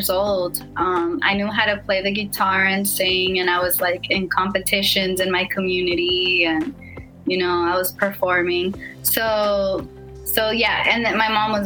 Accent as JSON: {"language": "English", "town": "Los Angeles", "region": "California", "country": "United States", "tie": "born or raised there", "said": "normal first generation struggle type of growing up in South East Los Angeles"}